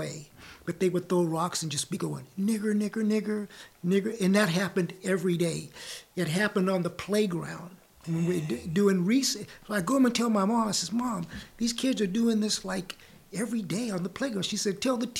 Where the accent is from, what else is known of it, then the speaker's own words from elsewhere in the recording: Santa Ana, California, United States; me growing up in Santa Ana, especially was in the 50s